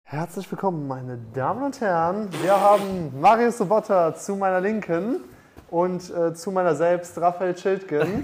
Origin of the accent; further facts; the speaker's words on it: Munich, Bavaria, Germany; moved away; ich komme aus München